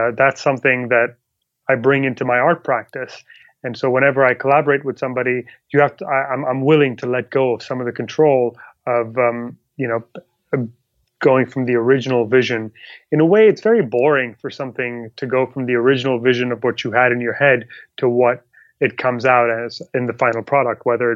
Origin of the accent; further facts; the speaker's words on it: Pakistan; moved away; also born or lived in Dubai; I'm originally from Pakistan